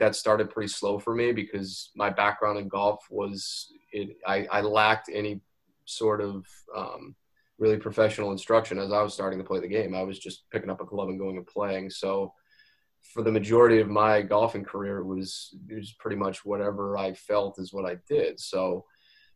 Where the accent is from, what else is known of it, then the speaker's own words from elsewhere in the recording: Maine, United States; grew up in the state.